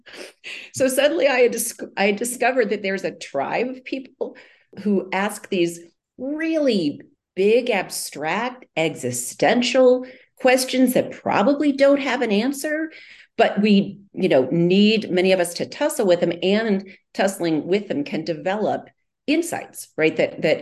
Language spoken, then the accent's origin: English; Iowa, United States; moved away; I grew up in Iowa